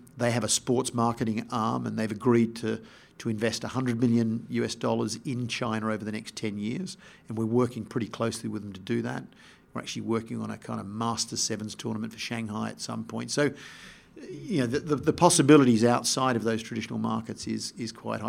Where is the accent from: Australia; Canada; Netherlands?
Australia; also born or lived in Sydney / Melbourne / England; I grew up in Sydney and Melbourne, Melbourne not being a rugby town, but I first started playing sport in, in, uh, Sydney